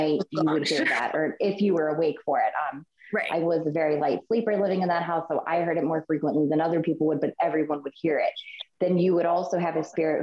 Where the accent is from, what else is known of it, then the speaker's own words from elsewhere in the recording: Buffalo, New York, United States; now in Chesapeake, United States; I grew up in Buffalo, which is not far from Pennsylvania border